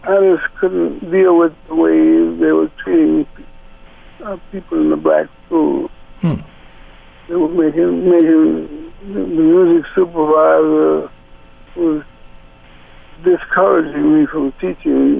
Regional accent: New Orleans, Louisiana, United States; moved away; I was from New Orleans.

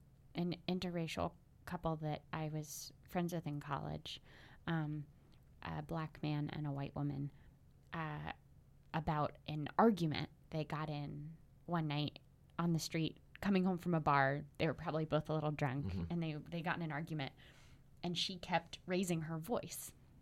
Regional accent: the South, United States; Being a Southerner who has moved to the North, mm-hmm. I saw a lot more of the first kind, the bigotry when I was growing up.

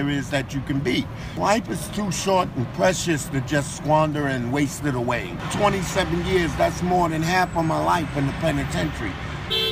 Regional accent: New York City, New York, United States; also born or lived in Harlem, New York; I was born in Harlem Hospital, but I was raised in Brooklyn all my life

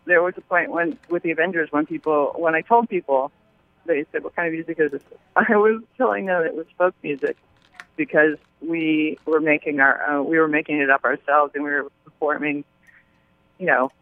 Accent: Seattle, Washington, United States; moved away; I grew up in Seattle

